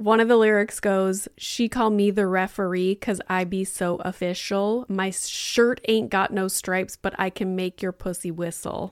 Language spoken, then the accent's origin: English; Northern Ontario, Canada; moved away as an adult; also born or lived in Boca Raton; as a kid growing up in Northern Ontario